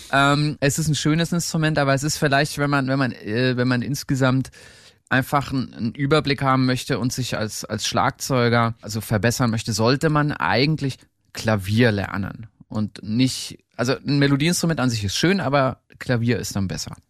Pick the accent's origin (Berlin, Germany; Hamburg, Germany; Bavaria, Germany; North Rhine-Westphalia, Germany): Bavaria, Germany; Erlangen; an so einem Musikinstitut in, hier in Erlangen in meiner Heimat